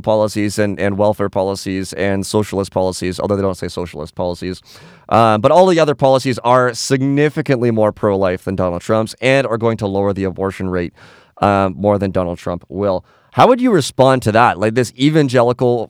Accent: Canada; we're from Canada

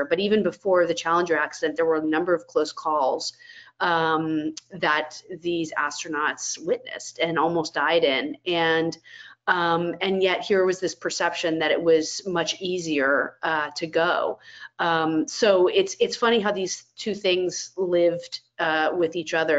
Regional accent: Florida, United States; When I was a kid, I grew up in Florida

